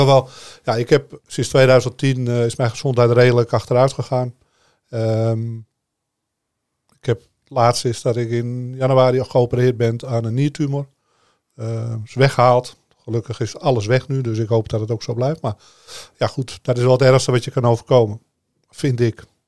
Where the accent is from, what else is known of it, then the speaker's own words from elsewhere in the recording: Amsterdam, North Holland, Netherlands; ik kom uit Amsterdam en eh, op straat was ik de baas